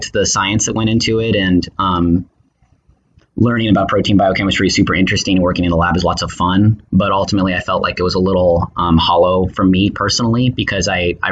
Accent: Tucson, Arizona, United States; moved away as an adult; also born or lived in Chicago, Illinois / San Francisco, California; now in Oakland, United States; I'm from Tucson, Arizona

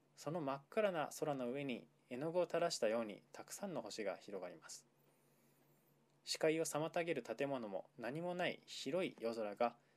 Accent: Tokyo, Japan; 東京育ちだった僕

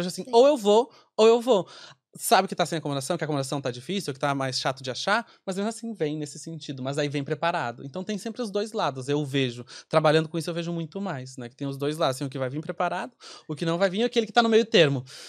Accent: Rio Grande do Sul, Brazil; moved away as an adult; now in Ireland; eu sou do Rio Grande do Sul, então quando eu vim pra cá

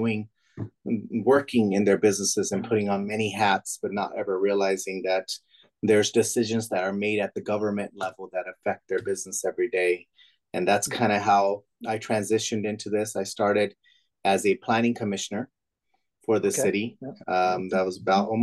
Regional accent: Manteca, California, United States; My dad's owned that now for 36 years. So grew up in small business my whole life. After I graduated out of Sierra High School in 2000

